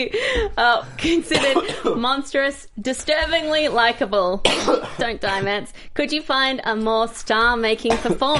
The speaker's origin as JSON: {"language": "English", "country": "Australia", "said": "I'm from Australia."}